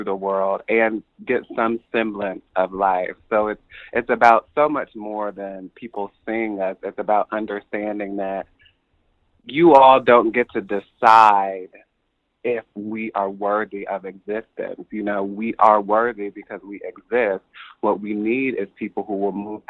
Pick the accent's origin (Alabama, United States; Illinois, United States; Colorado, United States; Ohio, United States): Ohio, United States; Columbus; I grew up in Columbus, Ohio